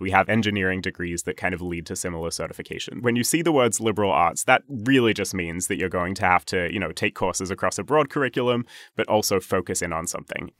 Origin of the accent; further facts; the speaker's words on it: Sydney, New South Wales, Australia; moved away as an adult; now in New York, United States; I grew up in Sydney, Australia, born and raised